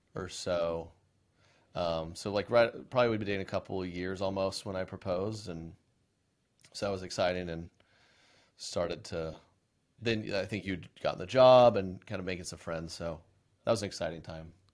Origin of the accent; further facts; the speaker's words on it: Oklahoma, United States; I was born and raised in Oklahoma.